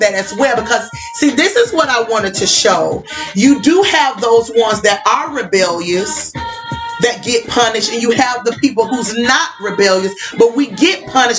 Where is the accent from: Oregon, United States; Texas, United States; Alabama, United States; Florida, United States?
Alabama, United States; I remember, you know, I'm from the South.